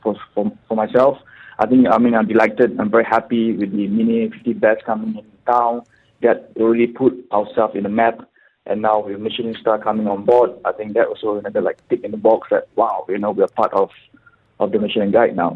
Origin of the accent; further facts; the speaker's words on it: Singapore; now in Dubai, United Arab Emirates; I'm from Singapore, purely. Okay. Uh, raised and born in, from Singapore.